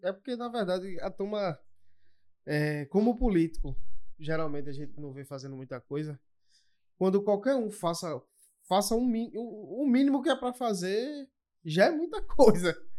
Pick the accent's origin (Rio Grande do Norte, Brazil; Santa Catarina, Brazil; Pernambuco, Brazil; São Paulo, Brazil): Pernambuco, Brazil; Olinda; eu sou de Olinda